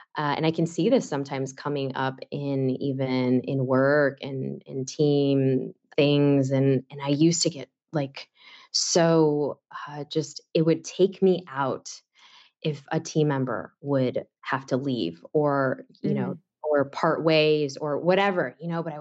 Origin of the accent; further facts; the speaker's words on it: Chicago, Illinois, United States; I born and raised in Chicago